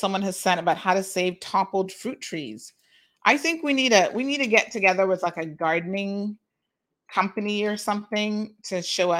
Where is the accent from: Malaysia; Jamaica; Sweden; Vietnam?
Jamaica; I'm a Jamaican, and I hate the mentality of my own.